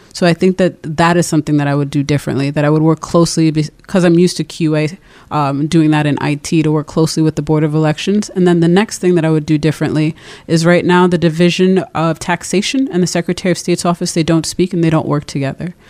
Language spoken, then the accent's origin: English; Providence, Rhode Island, United States; also born or lived in Brooklyn, New York; I was born in Brooklyn, uh, grew up in Rhode Island